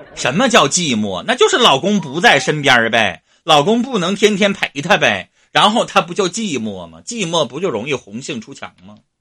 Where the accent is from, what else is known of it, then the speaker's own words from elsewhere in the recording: Northeast China, China; accent: Northeastern Mandarin; 我们东北话